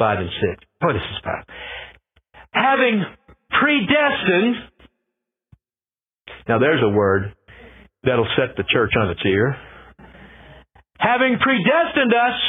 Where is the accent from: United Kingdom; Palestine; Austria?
United Kingdom; Scotland; I'm Scottish